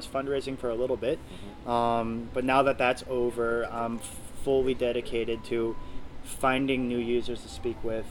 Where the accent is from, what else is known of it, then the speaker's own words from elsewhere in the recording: Ohio, United States; moved away as an adult; also born or lived in Abu Dhabi; now in Mexico City, Mexico; I'm from Ohio